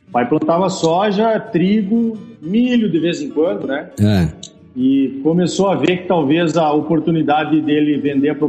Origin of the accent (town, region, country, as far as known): Erechim, Rio Grande do Sul, Brazil; born or raised there; accent: gaúcho; moved away as an adult; also born or lived in Passo Fundo / Santa Maria / Rio Verde; now in Campo Novo do Parecis, Brazil